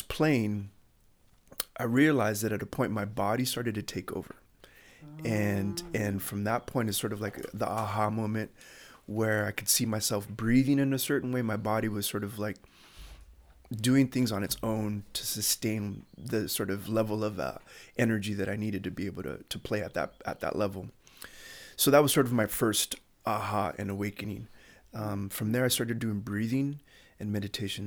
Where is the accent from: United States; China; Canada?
United States; Chula Vista, California; I grew up in Bonita, uh, Chula Vista